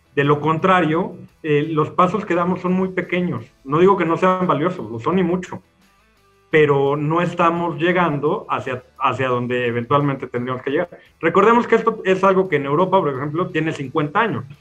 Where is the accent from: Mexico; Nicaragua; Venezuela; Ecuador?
Mexico; hemos vivido eh, o tratado de responder en México por muchos años